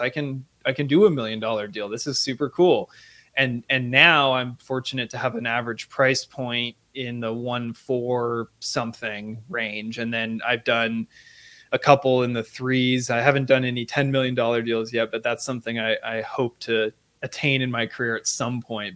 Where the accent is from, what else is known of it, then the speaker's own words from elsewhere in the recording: Seattle, Washington, United States; moved away; I grew up in a, uh, different part of the country, Seattle, Washington specifically.